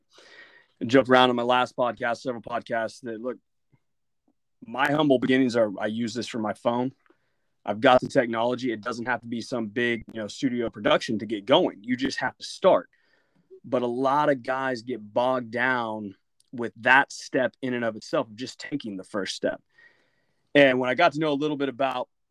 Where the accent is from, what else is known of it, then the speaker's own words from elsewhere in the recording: Oklahoma, United States; I came from a much smaller family out in Oklahoma